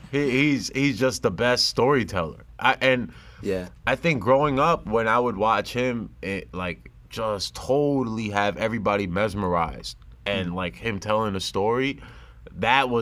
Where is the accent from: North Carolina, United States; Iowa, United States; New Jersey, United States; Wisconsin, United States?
New Jersey, United States; I'm a kid from New Jersey who just happens to be Muslim and Pakistani